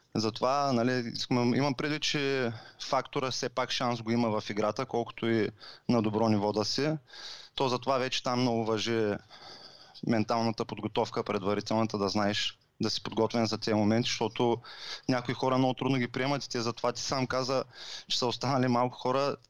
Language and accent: Bulgarian; Varna, Varna Province, Bulgaria; на 35 години съм от Варна